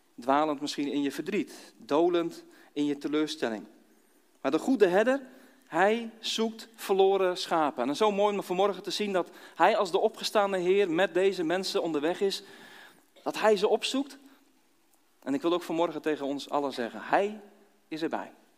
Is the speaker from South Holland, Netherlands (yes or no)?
yes; Dordrecht, South Holland, Netherlands; moved away; also born or lived in Kampen / Nieuw-Buinen; ooit geboren in Dordrecht. Eh, met omzwerving in Kampen terechtgekomen. Twaalf jaar in Kampen gewoond